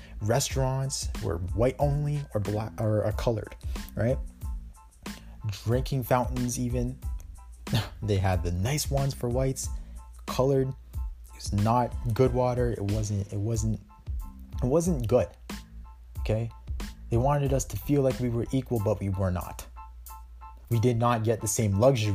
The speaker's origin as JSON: {"language": "English", "country": "Canada", "said": "I'm Canadian"}